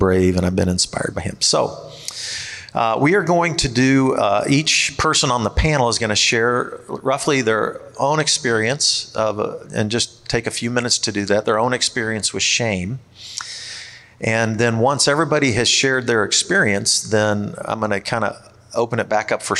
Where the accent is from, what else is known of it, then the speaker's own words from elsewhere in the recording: Kansas City, Missouri, United States; also born or lived in East Coast; I grew up in the Kansas City area